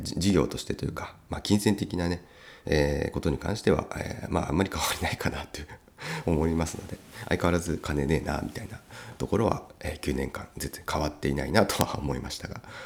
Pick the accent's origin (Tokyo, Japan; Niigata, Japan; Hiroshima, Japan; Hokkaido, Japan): Niigata, Japan; Uonuma; 魚沼の私の出身ですね